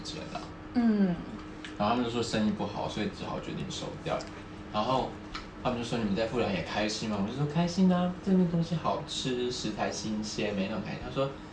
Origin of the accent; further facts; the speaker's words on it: Taiwan; moved away as an adult; now in Tokyo, Japan; 我从小在台湾的时 ，向下长大的啦